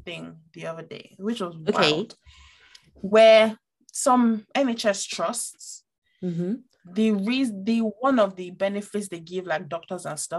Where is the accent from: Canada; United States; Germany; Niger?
Niger; see, I grew up in Niger for a good amount of time